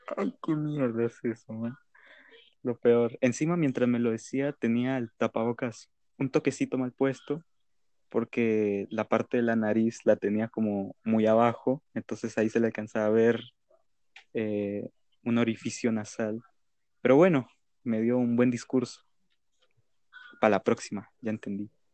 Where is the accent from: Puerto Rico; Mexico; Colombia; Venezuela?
Colombia; acá en Colombia, en mi país